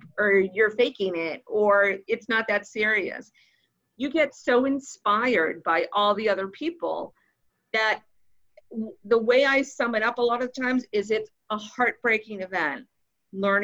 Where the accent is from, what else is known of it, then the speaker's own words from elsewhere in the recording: Boston, Massachusetts, United States; moved away; I'm originally from Boston